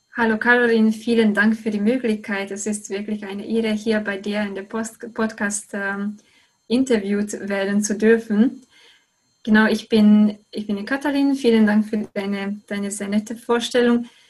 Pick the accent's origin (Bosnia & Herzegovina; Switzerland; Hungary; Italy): Hungary; German is a second language; moved away as an adult; now in Germany; ich komme aus Ungarn